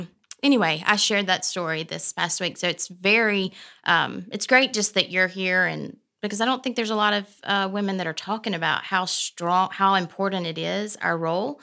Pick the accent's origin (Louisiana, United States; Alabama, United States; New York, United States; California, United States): Alabama, United States; Prattville; I grew up in Prattville